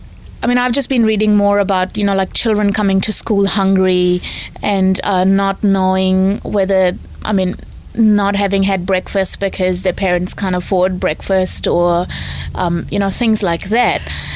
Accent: India; now in New Zealand; so I'm obviously not born in New Zealand. I came here from India.

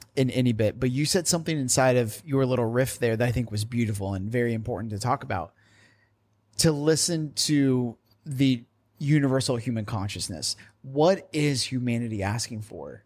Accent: Indiana, United States; I'm from Indiana, and I always get told that I say the word women weirdly

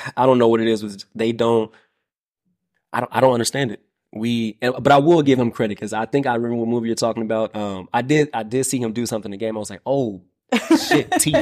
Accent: Midwest, United States; I'm from the Midwest

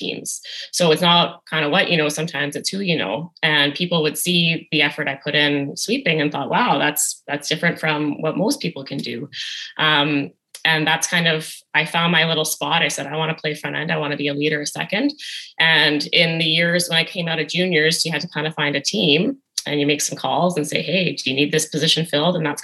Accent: Edmonton, Alberta, Canada; born or raised there

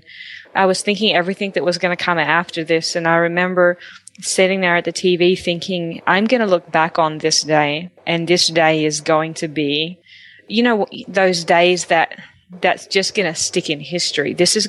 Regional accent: Australia; moved away as an adult; now in Texas, United States; although I'm Australian and I hadn't really been in Texas that long

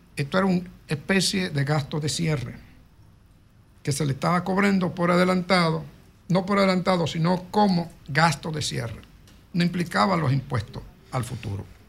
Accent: Santo Domingo, Distrito Nacional, Dominican Republic; also born or lived in Moca; en el barrio donde yo nací, que fue en Villa Consuelo, yo vengo de Moca también, mi familia, pero crecí pues en Villa Consuelo

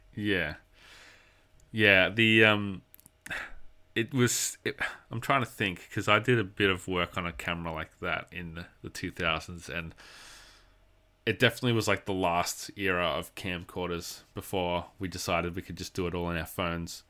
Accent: Australia; I'm an Australian

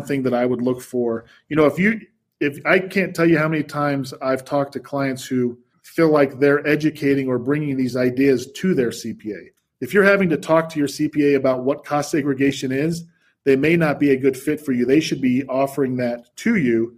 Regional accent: Salt Lake City, Utah, United States; moved away as an adult; also born or lived in New York; I was born and raised here in Salt Lake

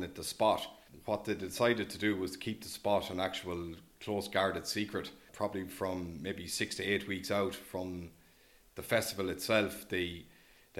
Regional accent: Offaly, Leinster, Ireland; now in Leitrim Village, Ireland; I'm from Offaly

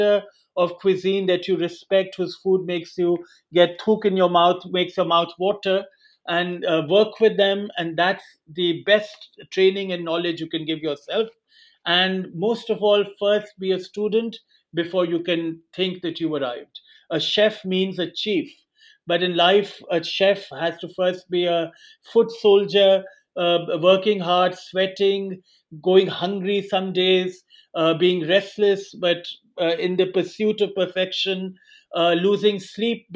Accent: India; moved away; growing up in India

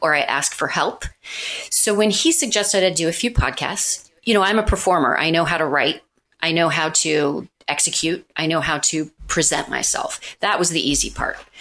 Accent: Missouri, United States; now in New York City, United States; I'm from Missouri.

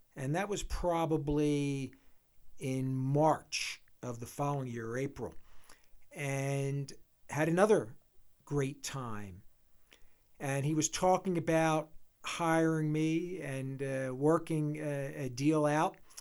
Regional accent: Philadelphia, Pennsylvania, United States; moved away as an adult; also born or lived in Michigan; now in Jackson Hole, United States; We're both from Philadelphia area originally

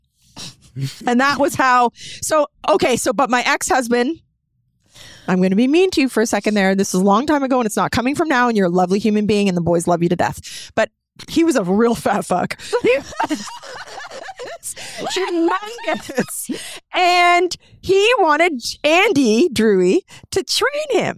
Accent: Burlington, Ontario, Canada; also born or lived in Ancaster, Ontario; I grew up in Burlington and then I moved to Ancaster and raised my family in Ancaster.

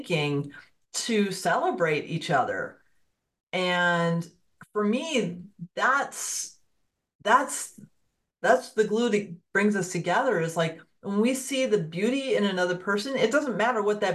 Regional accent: Fairfield County, Connecticut, United States; I grew up in Fairfield County, Connecticut

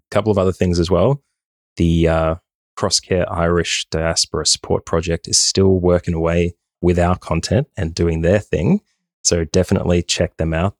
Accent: Australia; moved away as an adult; now in Ireland; I am from Australia, born and bred, even though the accent may not give it away

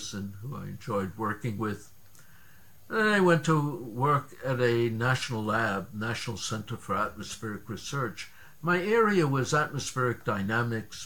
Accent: New York, United States; moved away as an adult; also born or lived in Boston / Chicago / Seattle / Norway; I grew up in New York, went to Bronx Science

